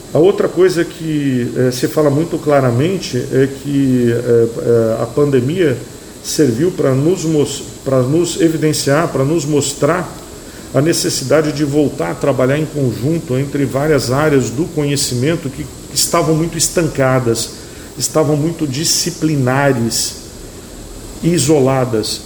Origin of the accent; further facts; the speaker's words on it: Brazil; nós somos brasileiros